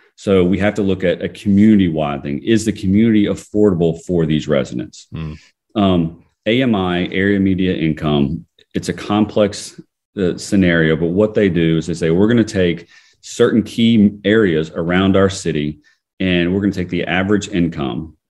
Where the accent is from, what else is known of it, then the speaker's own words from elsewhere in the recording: Fayette County, Georgia, United States; growing up in, in Fayette County, Georgia